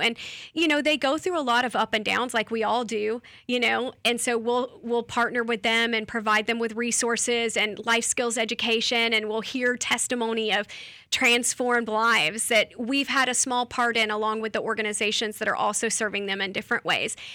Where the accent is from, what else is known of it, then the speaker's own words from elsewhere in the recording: Lakeland, Florida, United States; I'm from here, I'm from Lakeland, from Polk County, I'm a Polk County girl.